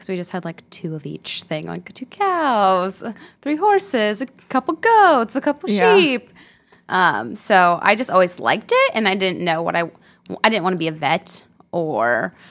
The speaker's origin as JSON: {"language": "English", "town": "Orrville", "region": "Ohio", "country": "United States", "tie": "born or raised there", "said": "I'm from Northeast Ohio, so your Smucker's jelly or your Jif peanut butter in your cabinet. That's my hometown of Oroville."}